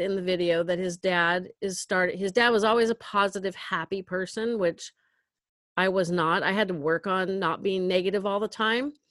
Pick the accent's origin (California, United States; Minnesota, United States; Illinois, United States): California, United States; Northern; I'm from Northern California